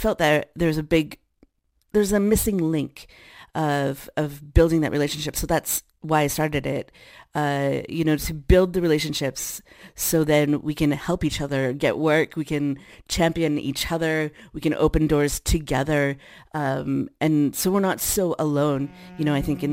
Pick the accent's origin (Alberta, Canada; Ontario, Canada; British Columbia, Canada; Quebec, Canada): Alberta, Canada; Edmonton; now in Toronto, Canada; Edmonton Public School, where I grew up in Edmonton, Alberta